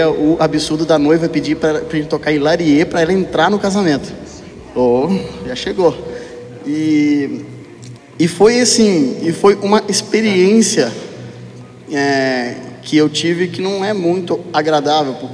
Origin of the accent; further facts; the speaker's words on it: Minas Gerais, Brazil; moved away as an adult; also born or lived in São Paulo; Eu sou de Minas, eu sou mineiro. Eu me mudei para o interior de São Paulo para montar uma firma e achei que eu ia ficar muito rico.